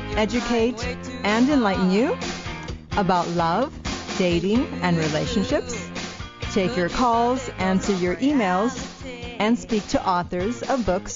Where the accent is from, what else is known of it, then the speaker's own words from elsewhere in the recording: Canada; moved away as an adult; also born or lived in Italy; now in Los Angeles, United States; I was born in Italy. Then we moved to Canada when I was 5. I went to school there and then moved back to Italy in my 20s